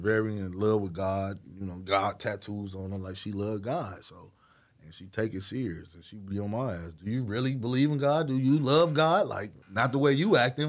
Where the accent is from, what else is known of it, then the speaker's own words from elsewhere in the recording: Chicago, Illinois, United States; I'm from Chicago